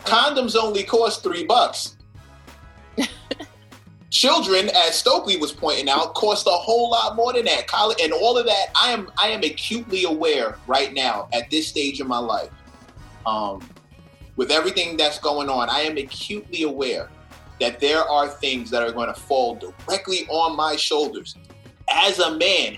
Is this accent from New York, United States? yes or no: yes; New York City, New York, United States; also born or lived in Brooklyn / Manhattan; I was born in Queens. I moved to Brooklyn, and I live in Manhattan